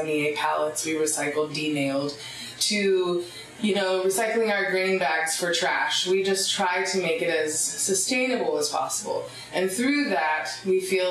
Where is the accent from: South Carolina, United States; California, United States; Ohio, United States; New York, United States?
South Carolina, United States; between Myrtle Beach and Charleston, coast of; moved away as an adult; also born or lived in High Point, North Carolina / Southern Oregon; now in Talent, United States; I moved shortly thereafter, around 2 years old, to the coast of South Carolina